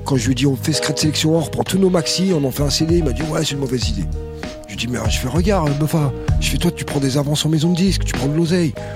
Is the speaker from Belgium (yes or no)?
no; France; on est né en France, on est français en fait.